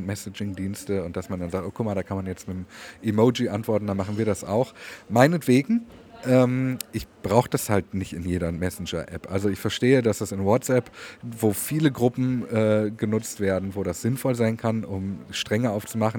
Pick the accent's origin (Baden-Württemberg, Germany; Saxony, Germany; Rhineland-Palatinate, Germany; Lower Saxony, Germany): Baden-Württemberg, Germany; Swabia; wie wir bei uns im Schwabenland natürlich sagen, ein Geschmäckle